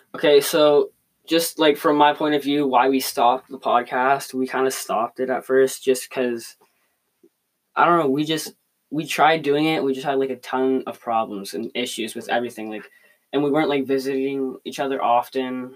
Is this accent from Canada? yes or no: yes; Canada; we are from Canada.